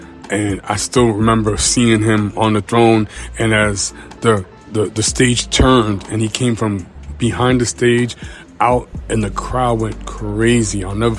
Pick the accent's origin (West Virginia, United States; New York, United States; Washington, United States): New York, United States; I'm from Suffolk County, Long Island, so I like the fact that we're a little bit closer when we're actually in New York City.